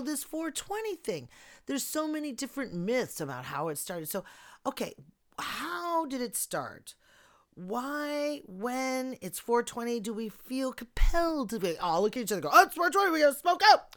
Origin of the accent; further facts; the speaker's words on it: Chicago, Illinois, United States; My hometown